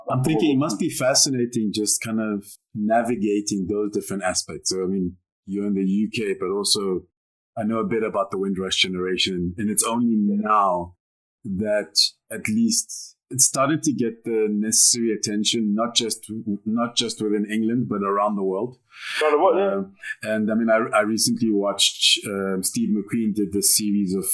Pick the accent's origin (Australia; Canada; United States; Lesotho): Lesotho; Maseru, Maseru District; okay, I didn't grow up in South Africa. I grew up in Maseru.